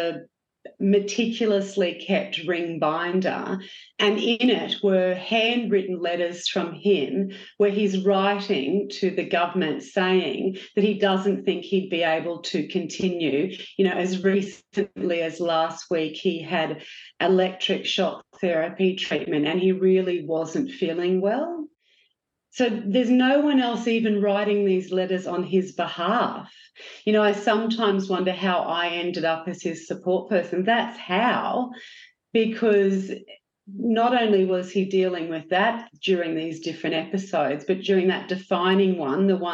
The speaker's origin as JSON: {"language": "English", "country": "Australia"}